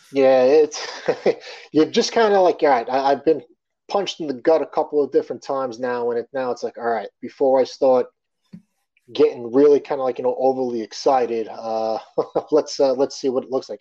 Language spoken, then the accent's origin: English; Long Island, New York, United States; growing up on Long Island.